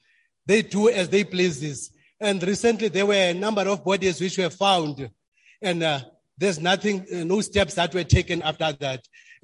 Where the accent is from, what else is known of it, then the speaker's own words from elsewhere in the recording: Enoch Mgijima, Eastern Cape, South Africa; from Enoch Mgijima.